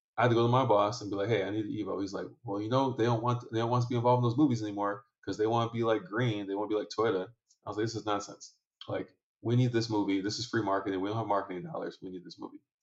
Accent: Detroit, Michigan, United States; also born or lived in Lansing, Michigan; grew up around Detroit

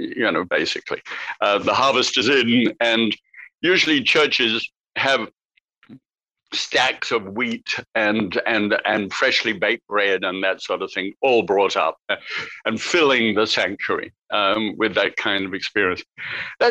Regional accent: United Kingdom; now in United States; as a Brit

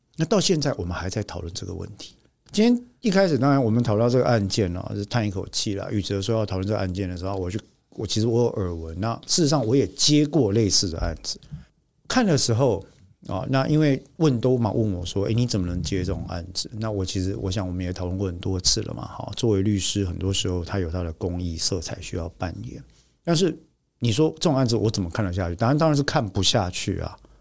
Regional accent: Taiwan; 我们台湾人的父母啊，从过去我的父母那一代到这一代，到下一代

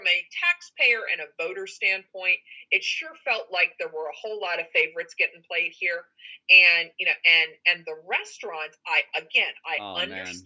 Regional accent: Delaware, United States; as an American citizen and as a Delawarean

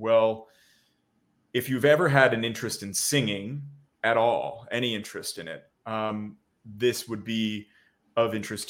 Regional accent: New Jersey, United States; Tyler and I are very close friends, and we grew up together in South New Jersey.

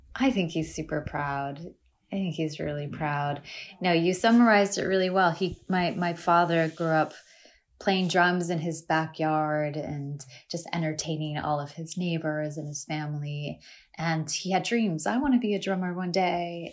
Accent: United States; accent: American; I'm also American

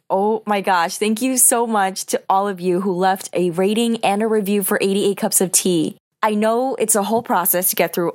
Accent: New York, United States; my hometown in New York

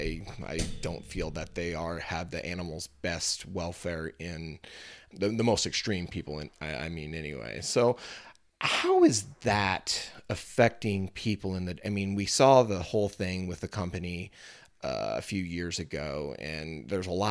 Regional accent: Missouri, United States; here in my home state, you know, Missouri is a huge soybean state.

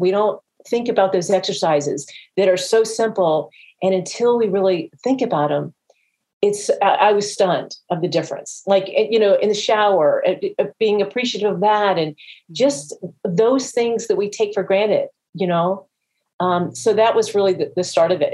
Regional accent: Jacksonville, Florida, United States; my hometown of Jacksonville

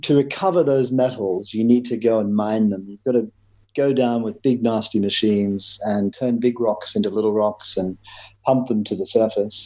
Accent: Queensland, Australia; moved away as an adult; also born or lived in London; I'm Australian. Grew up on a dairy farm in Queensland

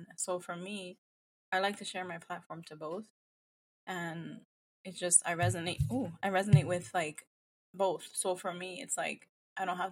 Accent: New York, United States; now in New Jersey, United States; I come from Dominican family heritage. Born and raised, not raised in New York, but like a lot of my history is in New York, but I've been in Jersey for years

